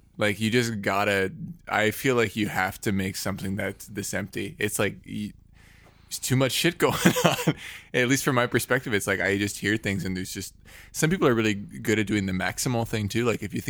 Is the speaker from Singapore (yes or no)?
no; Canada; I'm from Canada. There's nothing here.